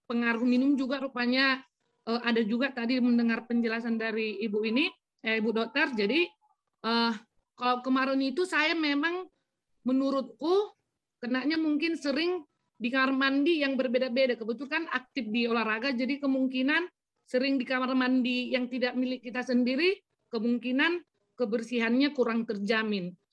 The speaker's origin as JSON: {"language": "Indonesian", "region": "North Sumatra", "country": "Indonesia", "said": "Jadi kalau di istilah kami orang Batak memang penyakit anyang-anyangan ini beda lagi apanya."}